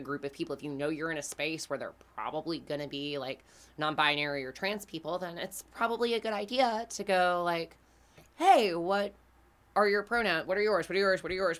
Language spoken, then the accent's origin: English; Greenville, South Carolina, United States; We are from Greenville, South Carolina